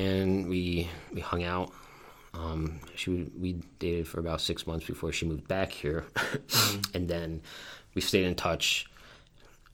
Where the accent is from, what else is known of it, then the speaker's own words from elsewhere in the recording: Poughkeepsie, New York, United States; moved away as an adult; now in Buffalo, United States; I grew up in Poughkeepsie, New York